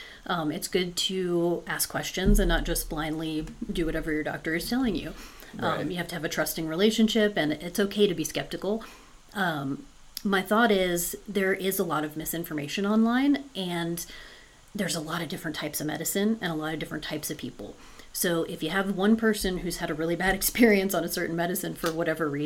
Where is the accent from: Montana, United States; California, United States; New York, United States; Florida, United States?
Florida, United States; moved away as an adult; now in Utah, United States; I was born and raised in Florida